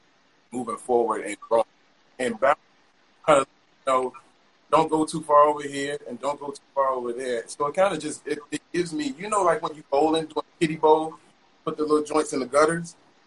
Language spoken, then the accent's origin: English; the South, United States; growing up in the South, you have to come back.